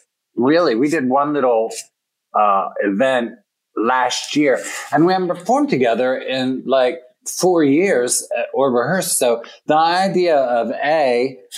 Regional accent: Hagerstown, Maryland, United States; also born or lived in New York City; now in upstate New York, United States; It's in Hagerstown, Maryland. It's Western Maryland.

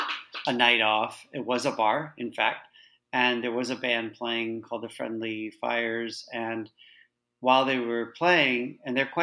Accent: Chicago, Illinois, United States; moved away as an adult; also born or lived in California / New York; now in London, United Kingdom; I grew up in Chicago. I do live in London now, and I'm calling you from there

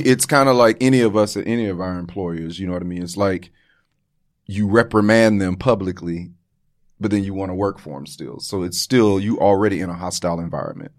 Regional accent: Florida, United States; I am from Florida

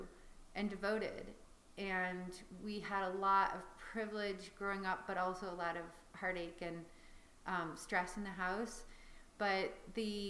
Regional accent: Chicago, Illinois, United States; also born or lived in Paris, France; I was born in Paris to two expats who were just there living and working. So that was already kind of an interesting start to life. I don't have many memories of that, but I have a few. And at five, I moved back to Chicago

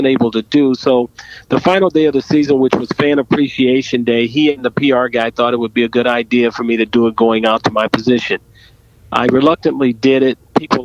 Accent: Southern California, United States; growing up in Southern California, I lived across the street from a wood

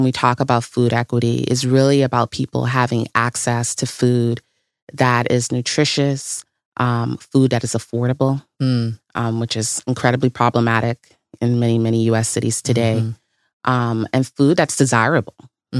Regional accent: Bahamas; moved away as an adult; also born or lived in Tuskegee, Alabama / Detroit / Chicago; Originally the Bahamas.

